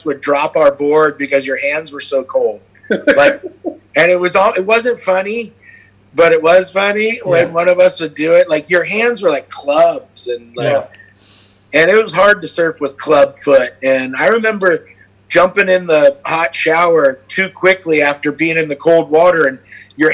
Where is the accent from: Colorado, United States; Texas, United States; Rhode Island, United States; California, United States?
California, United States; Santa Cruz; I'm Santa Cruz just because I grew up on the East Side. I went to Soquel High.